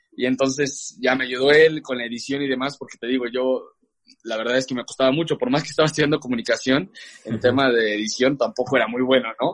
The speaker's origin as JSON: {"language": "Spanish", "town": "León", "region": "Guanajuato", "country": "Mexico", "tie": "born or raised there", "also_born_or_lived": "Mexico City / Boston", "moved": "as an adult", "said": "estaba en León, te cuento un poco de esta parte, eh, allí crecí y demás"}